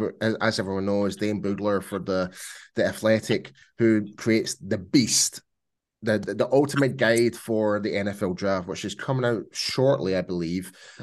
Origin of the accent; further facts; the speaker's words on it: Scotland, United Kingdom; I'm definitely Scottish, but I can do pull off some different accents as well if you must.